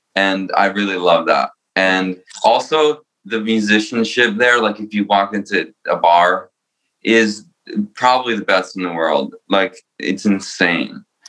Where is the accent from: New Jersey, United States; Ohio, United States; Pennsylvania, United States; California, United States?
New Jersey, United States; also born or lived in Romania; now in New York, United States; I was born in Romania and I moved to Jersey